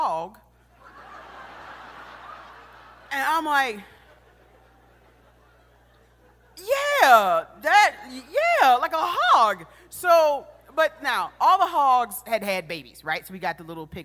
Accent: Detroit, Michigan, United States; also born or lived in Macon, Georgia; I was born in Macon, Georgia, and would spend my summers there, and then during the school year, I'd be in Detroit, Michigan

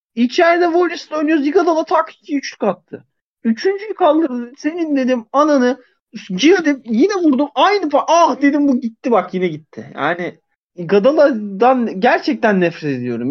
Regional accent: Zonguldak, Turkey; moved away

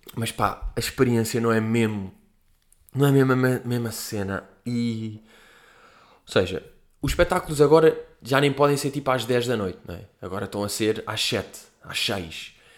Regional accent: Portugal; nós, tipo, que somos portugueses

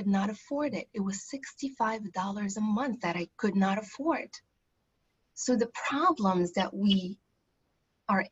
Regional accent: Morocco; now in United States; I grew up in Morocco

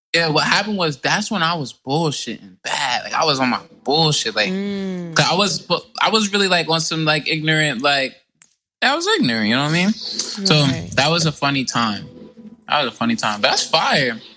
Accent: New Jersey, United States; I am from South Jersey, from a very lovely place called Clay Rack

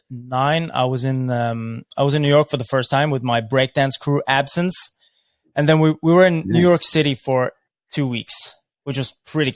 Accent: Norway; we're just from Norway. We're just kids.

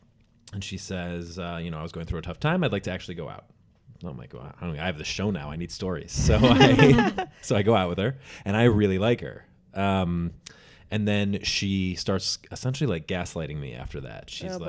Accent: Michigan, United States; now in New York City, United States; I'm from Michigan.

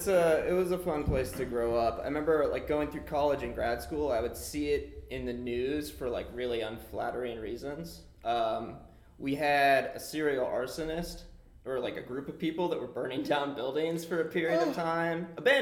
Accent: New Castle, Pennsylvania, United States; I'm from a small town a little bit north of the city called Newcastle.

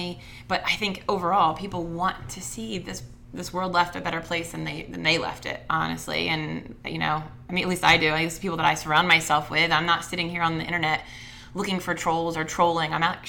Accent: United States; I'm unapologetically American. I was a vet. I am a vet.

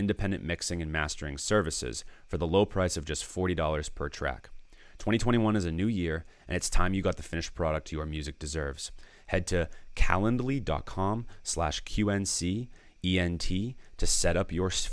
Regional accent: Danvers, Massachusetts, United States; I grew up in Danvers, Massachusetts

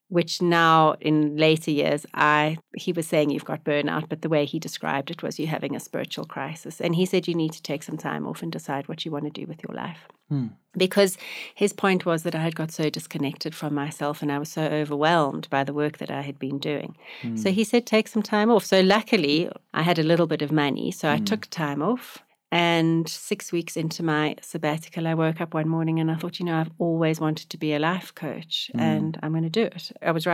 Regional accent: Johannesburg, Gauteng, South Africa; I grew up in Johannesburg, went to school in Johannesburg, went to university at Wits University.

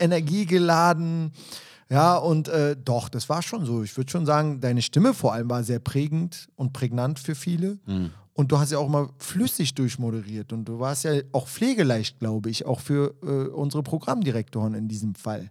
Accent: Berlin, Germany; Ich kam da rein als Berliner Junge

